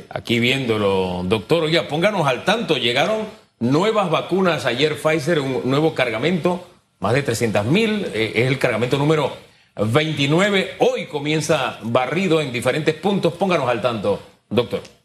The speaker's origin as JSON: {"language": "Spanish", "country": "Panama", "said": "como panameños"}